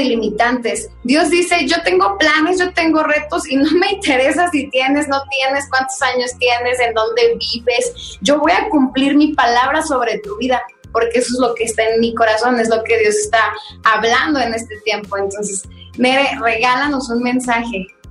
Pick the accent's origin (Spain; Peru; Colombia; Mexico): Mexico; nuestra cultura mexicana